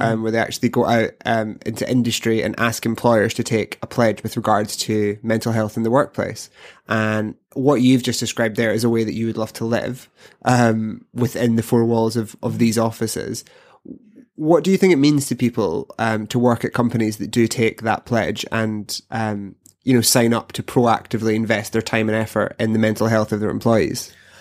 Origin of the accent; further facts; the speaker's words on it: Glasgow, Scotland, United Kingdom; I'm from Glasgow